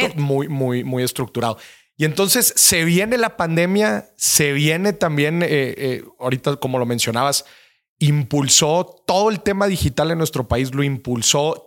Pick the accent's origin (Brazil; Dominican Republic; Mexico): Mexico; Nuevo León; mi tierra, eh, Nuevo León